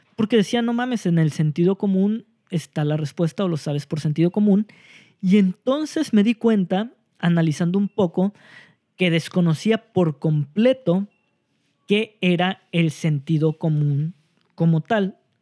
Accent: Mexico; nosotros como mexicanos

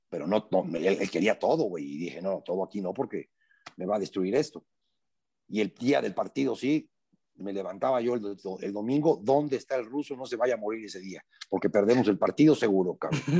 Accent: Veracruz, Mexico; accent: jarocho; soy, muy jarocho yo hablando.

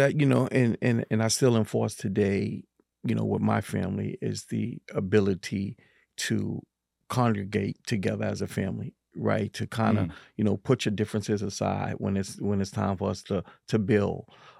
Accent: Harlem, New York, United States; And, you know, growing up in the 80s was kind of tough, especially in Harlem, right?

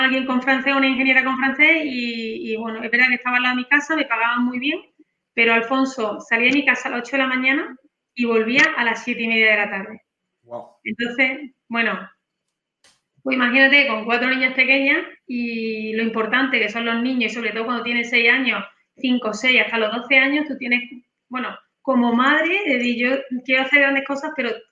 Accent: Granada, Andalusia, Spain; now in Seville, Spain; yo nací en Granada

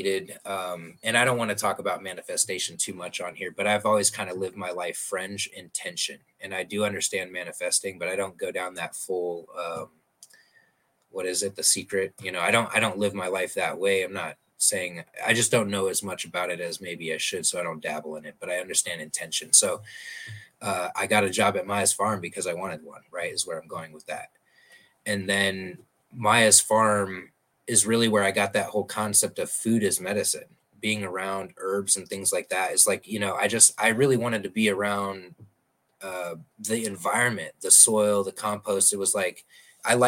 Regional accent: Omaha, Nebraska, United States; moved away as an adult; now in Arizona, United States; I'm from Omaha

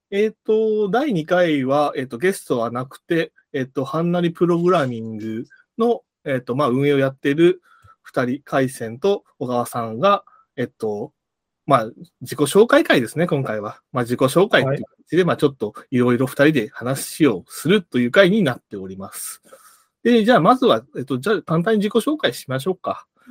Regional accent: Hiroshima, Japan; now in Tokyo, Japan; 広島出身でして

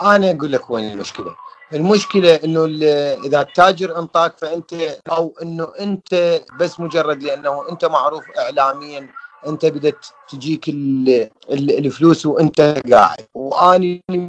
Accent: Iraq; احنا عراقيين

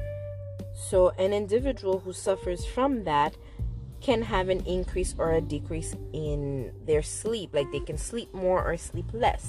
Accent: Haiti; I am from Haiti.

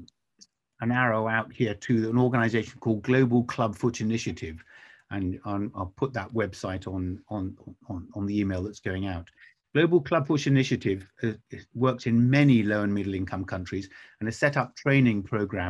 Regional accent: England, United Kingdom; as an Englishman

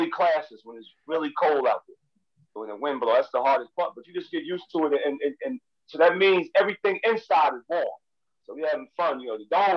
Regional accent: Jersey City, New Jersey, United States; also born or lived in Syracuse; I grew up in Jersey City and we always had four seasons

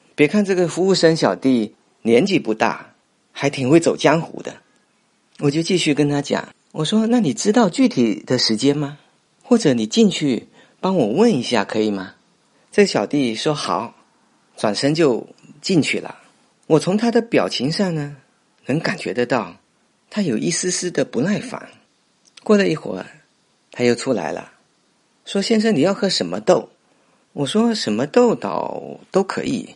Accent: Fuzhou, Fujian, China; 我从小就是在这里长大的

